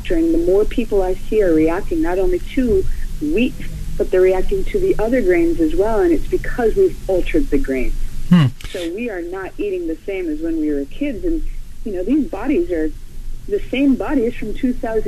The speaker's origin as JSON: {"language": "English", "region": "Florida", "country": "United States", "said": "I'm from Florida"}